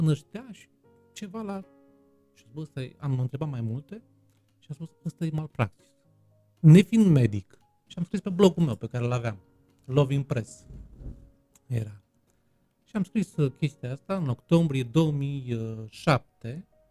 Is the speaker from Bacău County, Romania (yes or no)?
yes; Bacău, Bacău County, Romania; accent: Moldavian; also born or lived in Bucharest, Romania; now in Târgu Mureș, Romania; Bacăul mi se pare, orașul meu natal, mi se pare străin